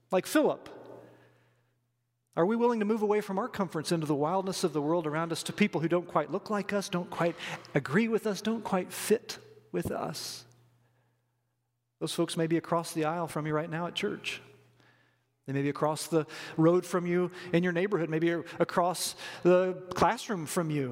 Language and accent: English; Robinson, Illinois, United States; moved away; I grew up in Robinson, Illinois, population 7,164